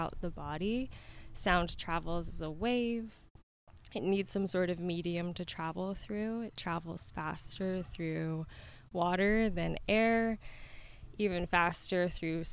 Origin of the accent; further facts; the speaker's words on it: Yuma, Arizona, United States; I was born and raised in Yuma. I moved away for a little bit of time and made my way back here around 2020